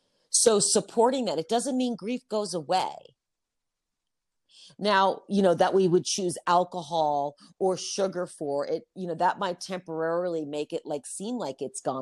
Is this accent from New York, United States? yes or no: yes; New York, United States; now in Utah, United States; I was already in Utah for a couple months. I came from New York.